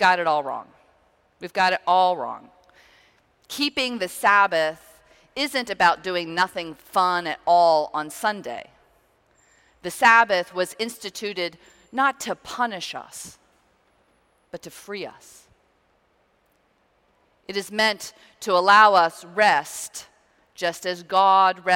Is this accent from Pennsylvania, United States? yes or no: yes; Pittsburgh, Pennsylvania, United States; moved away as an adult; also born or lived in Virginia / Indiana / Chicago / Connecticut; Growing up in Pittsburgh, Pennsylvania